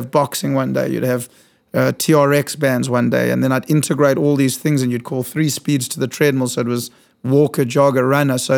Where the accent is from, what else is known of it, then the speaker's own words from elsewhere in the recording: South Africa; moved away as an adult; now in New York, United States; so I was born in South Africa.